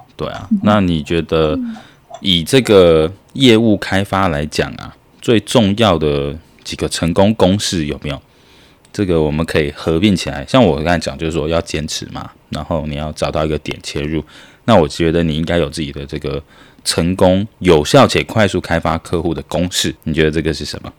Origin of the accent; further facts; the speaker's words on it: Taiwan; now in Vietnam; 我们的台湾人的这个业务能力确实比较强